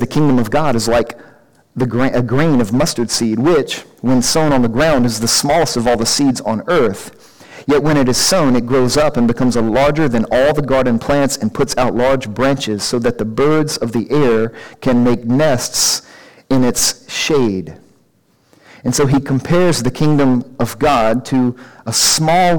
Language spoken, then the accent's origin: English; United States; I'm an American guy